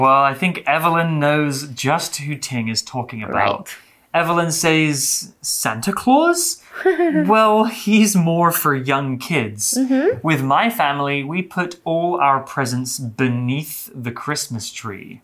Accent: United Kingdom; In the UK, actually, in my hometown

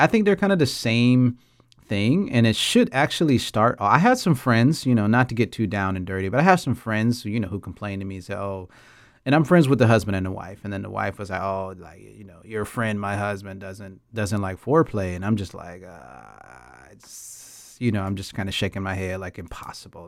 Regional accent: Atlanta, Georgia, United States; moved away as an adult; now in Taiwan; I'm from Atlanta, Georgia. I mean, I've been in Taiwan since two thousand nine

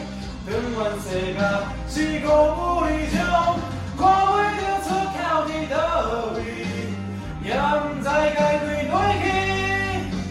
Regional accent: Taichung, Taiwan; moved away as an adult; 因为我从台中下来的，

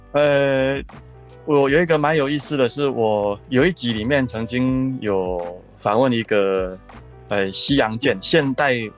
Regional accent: Taichung, Taiwan; 我是一个，呃，在台中长大的一个小孩

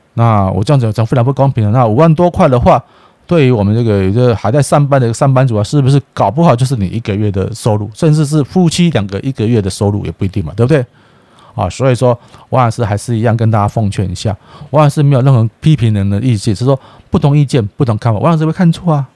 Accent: Taiwan; 我爱台湾啊，我是台湾人，我是台湾人呐

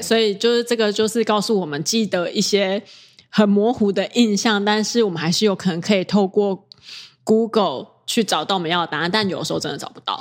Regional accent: Taiwan; 因为我是台湾人

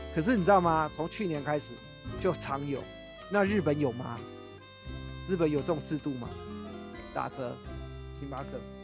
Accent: Taiwan; 我们台湾人

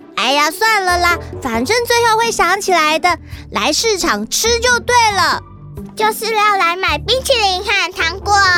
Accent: Kaohsiung, Taiwan; 我来自高雄，我就读大龙国小三年级

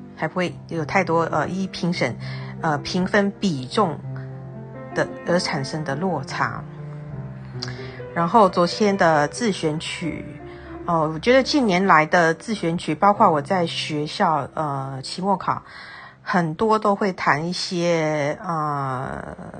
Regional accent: Tainan, Taiwan; 我是台南人嘛

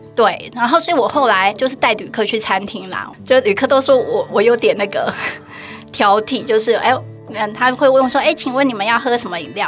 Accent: Taiwan; moved away as an adult; now in Pokhara, Nepal; 因为我们是台湾人嘛

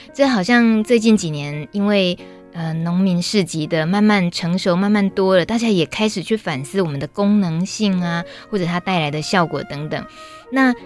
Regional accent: Yilan County, Taiwan; 我来自宜兰

